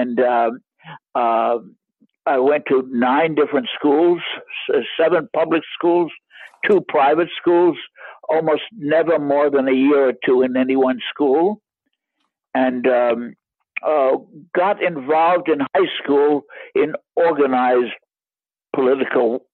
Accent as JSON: {"language": "English", "town": "New York City", "region": "New York", "country": "United States", "tie": "born or raised there", "also_born_or_lived": "Leipzig, Germany", "moved": "as an adult", "lives_now": "Germany", "said": "I was born in New York City in 1928, and in a sort of a middle-class family."}